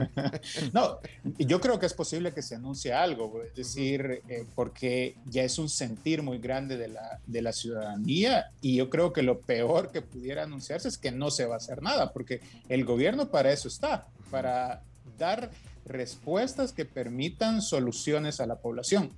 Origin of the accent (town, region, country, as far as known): El Salvador